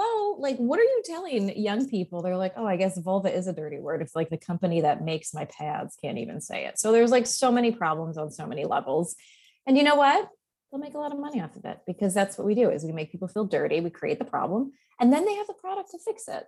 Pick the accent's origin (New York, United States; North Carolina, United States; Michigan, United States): New York, United States; Long Island; moved away; we're both from New York. Like I don't live there now.